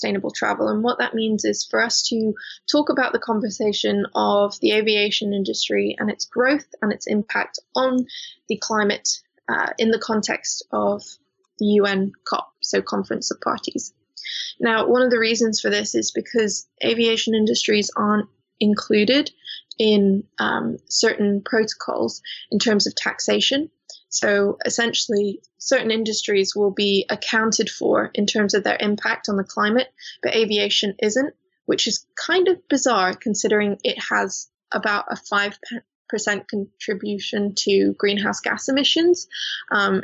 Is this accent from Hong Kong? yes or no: yes; Hong Kong; now in Bristol, United Kingdom; I grew up in Hong Kong, which is a very commercial place